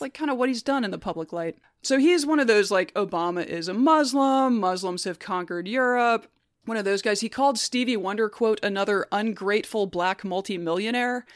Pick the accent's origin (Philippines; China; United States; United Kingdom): United States; Alabama; When I was growing up in Alabama in the nineties